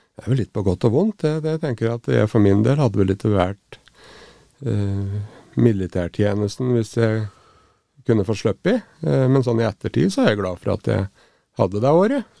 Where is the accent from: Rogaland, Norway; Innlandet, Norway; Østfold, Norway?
Innlandet, Norway; Raufoss; Jeg vokste opp i, oppe i Grimaskauen på, på Raufoss